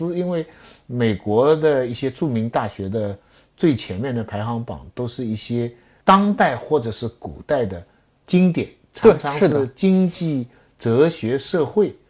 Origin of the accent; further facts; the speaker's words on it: China; 那今天也还是我们中国人，我们希望我们的子孙跟妈妈一样聪明